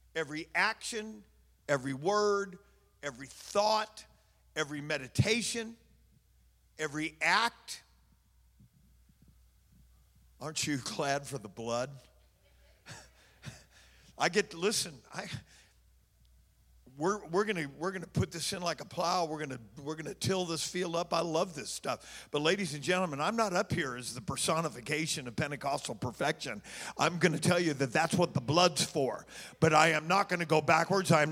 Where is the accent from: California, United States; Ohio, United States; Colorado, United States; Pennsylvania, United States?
California, United States; Oakland; I'm from Oakland